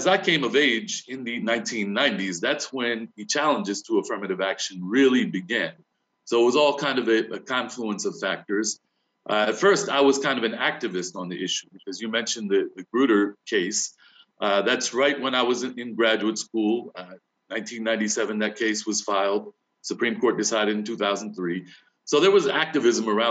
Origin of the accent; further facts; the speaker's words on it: New Castle County, Delaware, United States; growing up in Newcastle County, Delaware